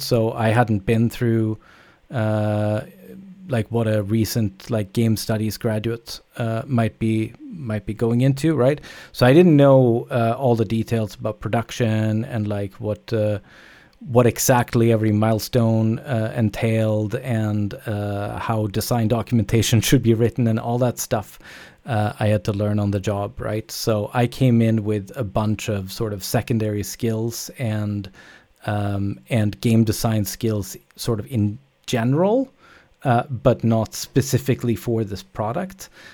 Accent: Sweden; moved away; also born or lived in Canada; I'm from Sweden originally, but I, I, I moved, uh, a long time ago.

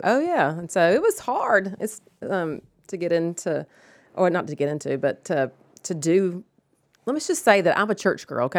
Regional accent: Rome, Georgia, United States; I grew up in Rome

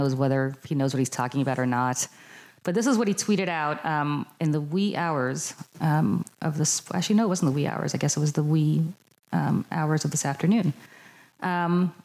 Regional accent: United States; I'm speaking really as an American

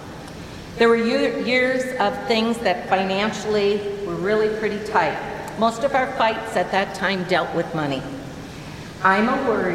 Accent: Cascade, Iowa, United States; Growing up in Cascade

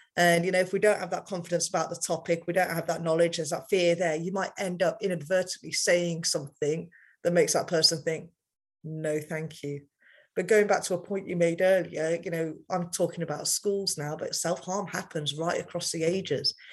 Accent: United Kingdom; I've grown up in a culture as British as I am, I'm still very Indian

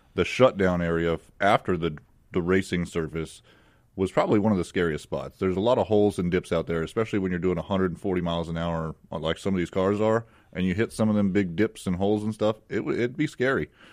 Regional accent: Palmdale, California, United States; moved away as an adult; also born or lived in Phoenix, Arizona; now in Mississippi, United States; I'm originally from Palmdale, California. Uh, I was born and raised there

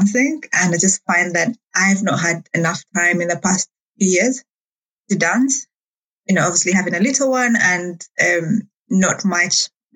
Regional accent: Uganda; moved away as an adult; also born or lived in Rwanda; now in Manchester, United Kingdom; I am actually from Rwanda. I was born and raised in Uganda, so I usually call myself East African

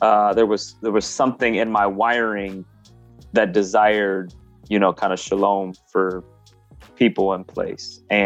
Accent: Grand Rapids, Michigan, United States; born and raised in Grand Rapids in the early 80s

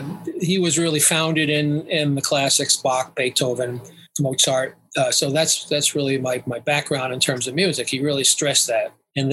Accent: Long Island, New York, United States; I grew up in New York, on Long Island.

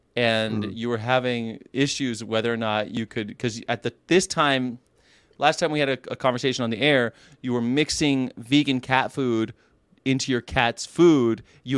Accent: California, United States; I'm like, "I am. I'm from here. I'm from California."

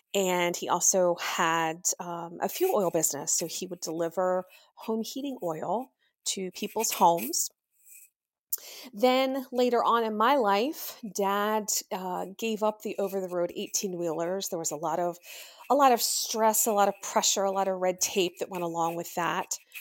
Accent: Pennsylvania, United States; I was born and raised in Pennsylvania.

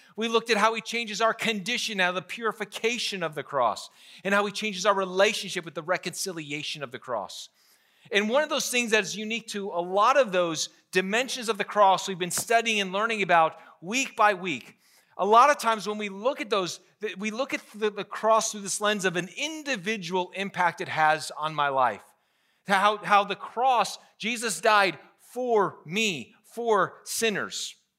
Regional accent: Pennsylvania, United States; I grew up in Pennsylvania

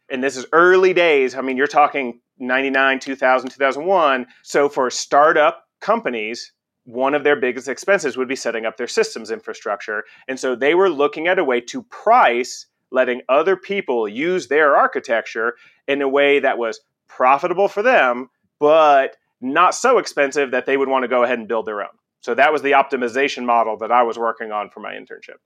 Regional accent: Conroe, Texas, United States; also born or lived in Galveston, Texas; we moved to Conroe, Texas. It's about an hour north of Houston. And that's where I spent the rest of my childhood before going off to college

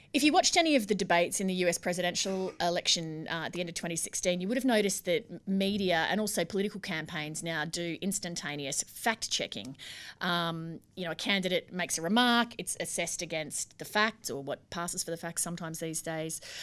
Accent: Brisbane, Queensland, Australia; moved away; I grew up in Brisbane and I went to school and university

